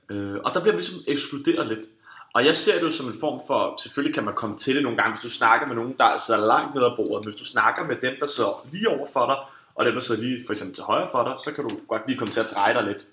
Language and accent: Danish; Denmark; vi som danskere